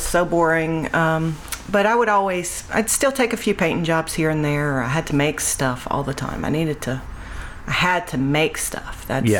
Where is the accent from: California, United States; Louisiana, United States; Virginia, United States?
Louisiana, United States; Grand Chenier; moved away; also born or lived in Cameron, Louisiana / Hicks, Louisiana / Alexandria, Louisiana; I'm originally from Cameron. Yeah. And grew up in Creole Grand Chenier area too.